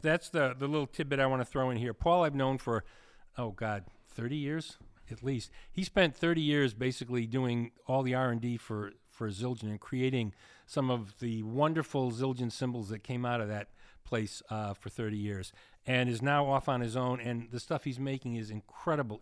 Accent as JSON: {"language": "English", "region": "New England", "country": "United States", "accent": "New England", "moved": "yes", "said": "I come from New England, which I do."}